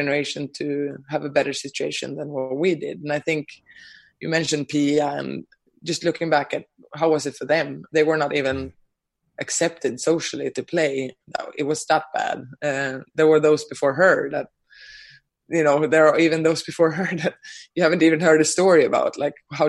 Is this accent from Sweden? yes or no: yes; Sweden; moved away; my home country, Sweden